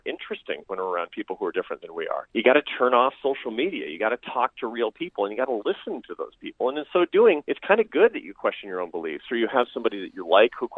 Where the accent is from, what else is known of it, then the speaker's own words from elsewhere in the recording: Seattle, Washington, United States; I grew up in Seattle, Washington, the most progressive place in the United States.